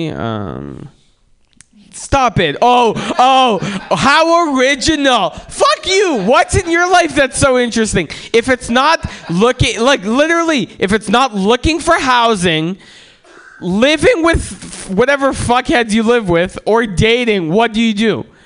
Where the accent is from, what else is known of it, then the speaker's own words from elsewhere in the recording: San Francisco, California, United States; Like everyone smoked weed growing up in San Francisco.